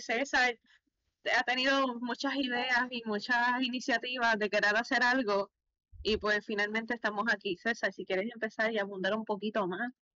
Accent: Lares, Puerto Rico; now in Alabama, United States; estoy en Alabama, pero soy de Lares, Puerto Rico

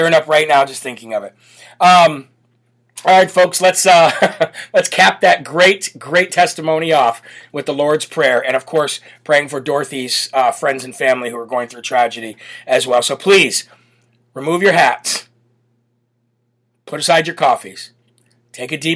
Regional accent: Illinois, United States; moved away; the state of Illinois, my home state. born and grew up in the state of Illinois

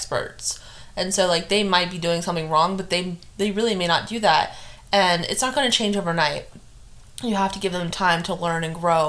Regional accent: California, United States; I am from California, and when I was in high school, I would walk home 3 miles in the burning heat every day

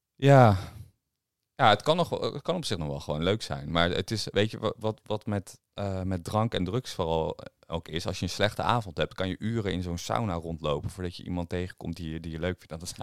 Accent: Harderwijk, Gelderland, Netherlands; Harderwijk, waar ik vandaan kom

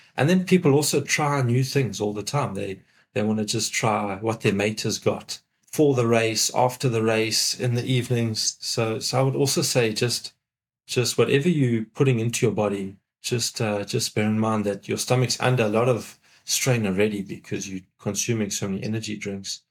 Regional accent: Pietermaritzburg, KwaZulu-Natal, South Africa; moved away; growing up in Pietermaritzburg

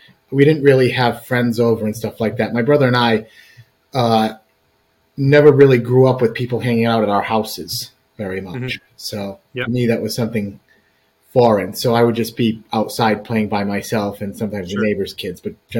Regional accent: Pawtucket, Rhode Island, United States; It was awesome. I lived in Pawtucket, which is, most of you here in Connecticut would say Pawtucket, but it's Pawtucket. right on the border of Attleboro, Massachusetts.

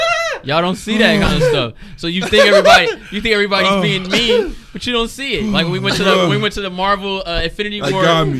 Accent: New Hampshire, United States; Actually, I'm from New Hampshire.

